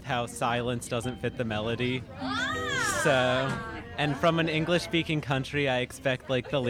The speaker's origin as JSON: {"language": "English", "region": "Alaska", "country": "United States", "said": "I'm from Alaska."}